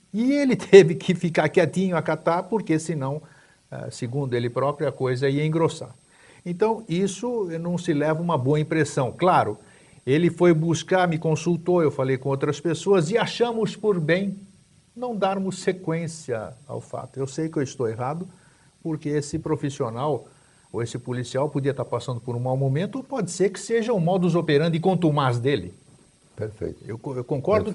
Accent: São Paulo, Brazil; now in Santa Catarina, Brazil; eu morei em São Paulo, cresci em São Paulo, vim para cá em 88

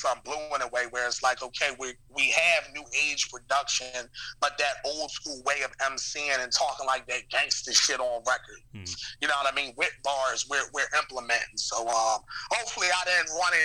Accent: Philadelphia, Pennsylvania, United States; I'm from West Philly

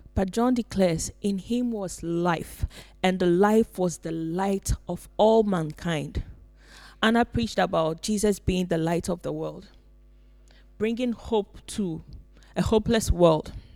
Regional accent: Ghana; now in Finland; I come from Ghana

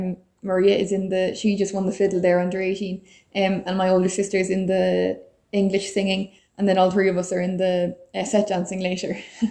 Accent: Elphin, Connacht, Ireland; I'm from Elphin in Roscommon, and here playing at the Roscommon Fleadh.

